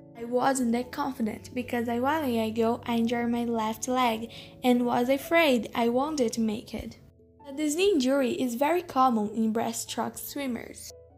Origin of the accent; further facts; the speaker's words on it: Canada; I'm from Canada.